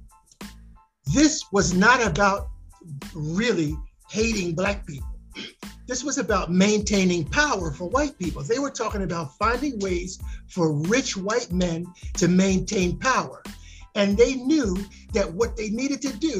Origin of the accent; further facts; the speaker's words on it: Philadelphia, Pennsylvania, United States; now in Atlanta, United States; I'm from Philadelphia. I'm from the Northeast